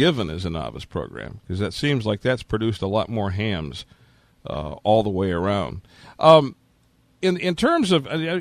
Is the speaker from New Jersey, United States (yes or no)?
no; Detroit, Michigan, United States; when I was growing up in the Detroit, Michigan area